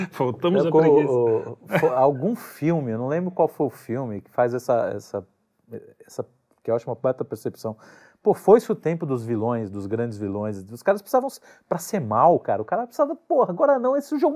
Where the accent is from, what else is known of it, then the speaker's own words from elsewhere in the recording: Brazil; born there; nós, além do que, nós nascemos no Brasil, né?